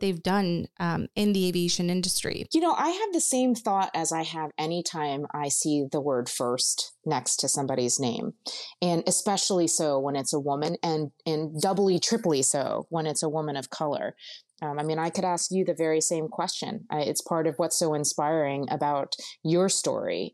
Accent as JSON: {"language": "English", "town": "Houston", "region": "Texas", "country": "United States", "tie": "born or raised there", "also_born_or_lived": "Baltimore, Maryland", "said": "I was born in Baltimore, but we moved immediately to Houston, Texas when I was a tiny little one"}